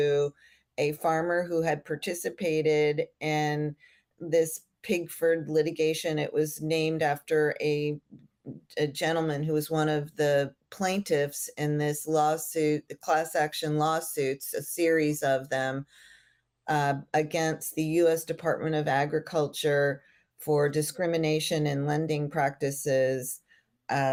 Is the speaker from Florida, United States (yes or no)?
yes; Florida, United States; I grew up in Florida, and hemp was a crop here in Florida also